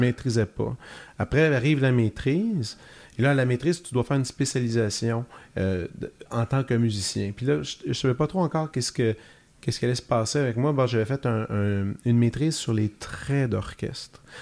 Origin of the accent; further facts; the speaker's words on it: Joliette, Quebec, Canada; Je viens de Joliette, j'avais fait mon cégep là